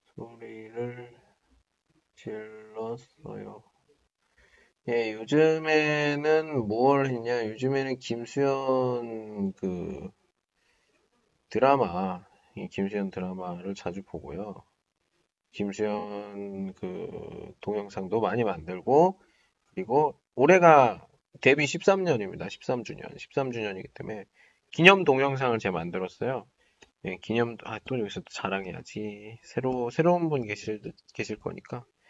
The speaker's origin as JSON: {"language": "Korean", "country": "South Korea", "moved": "yes", "lives_now": "China", "said": "나 한국 사람이고"}